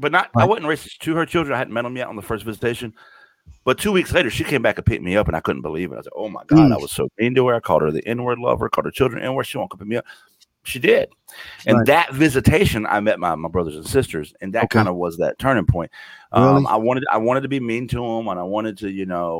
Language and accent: English; the South, United States; I grew up in the South.